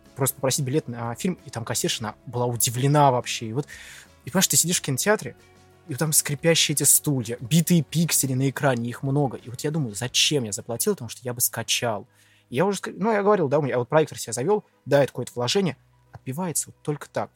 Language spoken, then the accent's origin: Russian; Lipetsk, Lipetsk Oblast, Russia; Я из Липецка, один из моих самых первых фильмов, который я посмотрел в кинотеатре «Спутник»